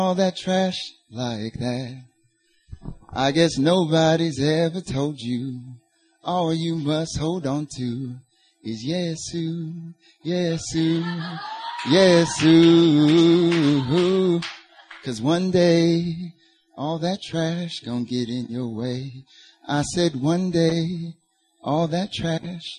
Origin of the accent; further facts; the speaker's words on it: North Carolina, United States; accent: Southern; I'm originally from North Carolina